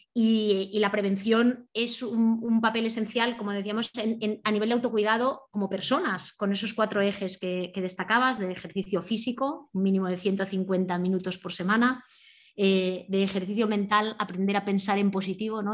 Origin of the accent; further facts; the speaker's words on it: Asturias, Spain; moved away; soy más asturiana cada, cada, minuto que paso fuera de allí